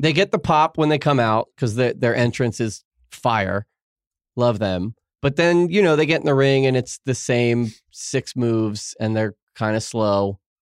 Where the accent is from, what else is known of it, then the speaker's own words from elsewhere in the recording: New York, United States; now in Los Angeles, United States; I'm a New Yorker